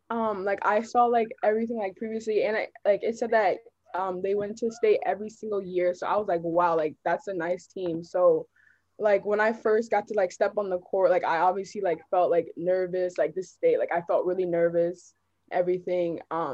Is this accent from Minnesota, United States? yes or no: yes; Minnetonka, Minnesota, United States; And I was like, I came from Minnetonka.